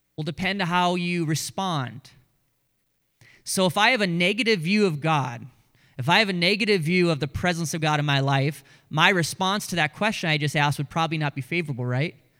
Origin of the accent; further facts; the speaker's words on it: Grand Forks, North Dakota, United States; That was our radio station growing up in Grand Forks, North Dakota